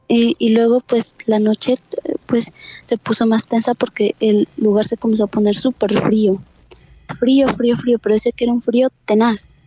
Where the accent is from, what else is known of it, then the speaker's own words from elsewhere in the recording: Pasto, Nariño, Colombia; Eh, de Colombia, exactamente Pasto.